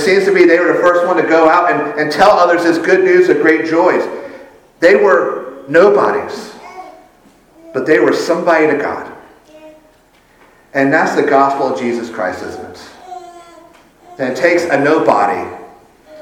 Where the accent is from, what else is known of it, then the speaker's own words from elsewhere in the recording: Sumter, South Carolina, United States; I'm from Sumter.